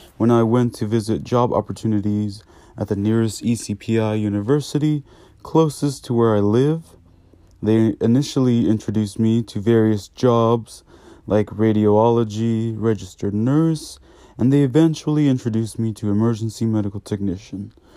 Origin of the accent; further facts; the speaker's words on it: Newport News, Virginia, United States; I am from Newport News, Virginia